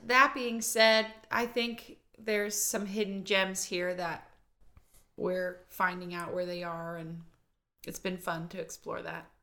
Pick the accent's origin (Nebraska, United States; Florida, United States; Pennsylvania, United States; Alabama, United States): Pennsylvania, United States; Volant; moved away as an adult; also born or lived in Pittsburgh, Pennsylvania; now in Redding, United States; I'm from Volant, Pennsylvania